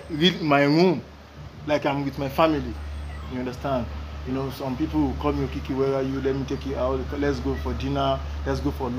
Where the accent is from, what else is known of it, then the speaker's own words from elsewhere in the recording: Nigeria; I'm from Nigeria.